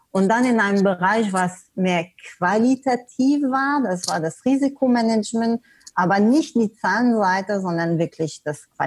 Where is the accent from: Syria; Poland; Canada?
Canada; also born or lived in Germany / Sweden; now in Portugal; du hast es erwähnt, ich komme ursprünglich aus Kanada. Ich habe auch gesagt, ja, ich habe in Deutschland gelebt, in Schweden gelebt, und äh, ja, jetzt wohne ich in Portugal sogar.